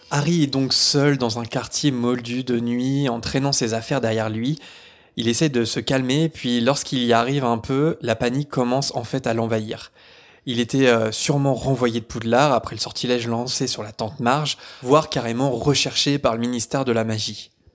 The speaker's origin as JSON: {"language": "French", "town": "Caen", "region": "Normandy", "country": "France", "moved": "yes", "said": "je viens de Caen"}